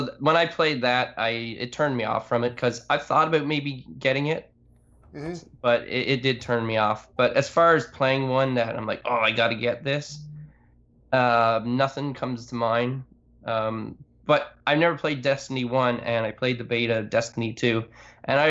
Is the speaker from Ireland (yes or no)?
no; Canada; I am Canadian